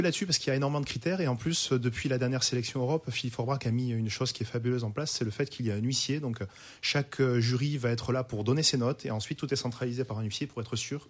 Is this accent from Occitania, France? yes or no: yes; Languedoc, near Pézenas, Occitania, France; now in Roussillon, France; je suis originaire du Languedoc, donc à côté de Pézenas, donc la capitale de la Clairette, à Dissang, exactement